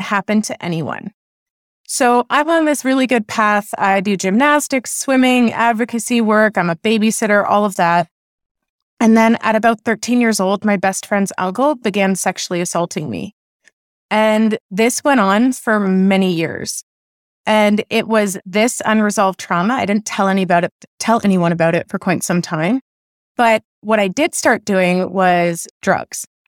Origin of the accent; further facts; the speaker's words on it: Oakville, Ontario, Canada; I was raised in Oakville, Ontario